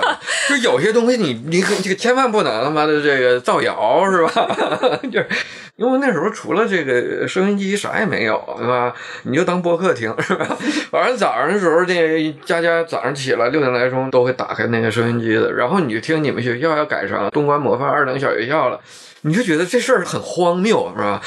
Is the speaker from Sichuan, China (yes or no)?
no; Shenyang, Liaoning, China; 按我们沈阳的这种说法